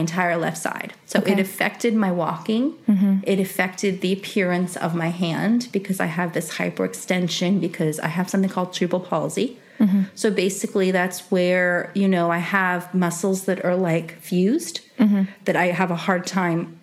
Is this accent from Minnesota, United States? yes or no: no; New York City, New York, United States; I grew up in the Bronx